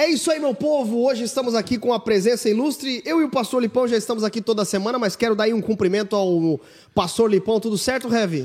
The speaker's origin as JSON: {"language": "Portuguese", "area": "town next to Criciúma", "region": "Santa Catarina", "country": "Brazil", "said": "sou de Sara, mano, uma cidade do lado de Criciúma."}